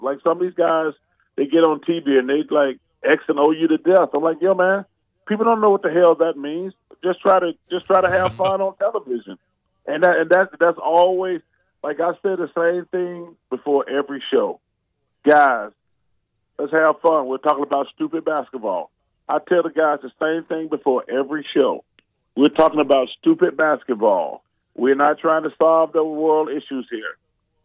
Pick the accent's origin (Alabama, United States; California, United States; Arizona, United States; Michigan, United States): Alabama, United States; Leeds; moved away; When I growing up in Leeds, I love my hometown and living in the projects